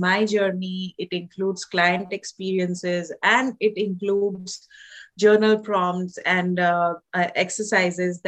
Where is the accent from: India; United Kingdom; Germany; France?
India; moved away as an adult; now in Canada; I'm from India, I was born and raised in India